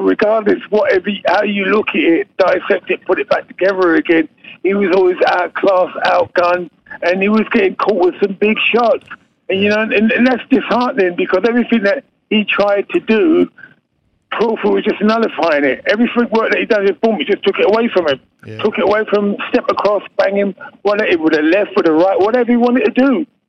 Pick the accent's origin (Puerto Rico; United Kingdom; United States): United Kingdom; England; now in Australia